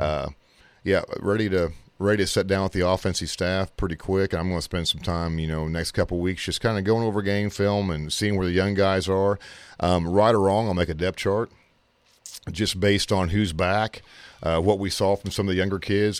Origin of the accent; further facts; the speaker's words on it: Kansas, United States; moved away as an adult; now in Missouri, United States; I'm from Kansas